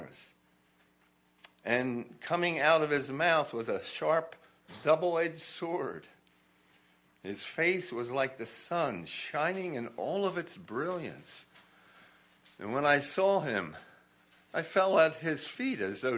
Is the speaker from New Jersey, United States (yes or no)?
yes; New Jersey, United States; I was raised in South Jersey, across the Delaware River, about 7 miles from Philadelphia.